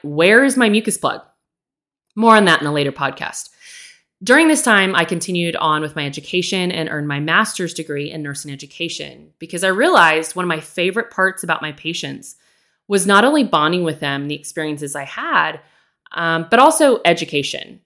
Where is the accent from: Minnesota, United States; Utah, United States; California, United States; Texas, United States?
Texas, United States; I grew up in Texas, born and raised, still here today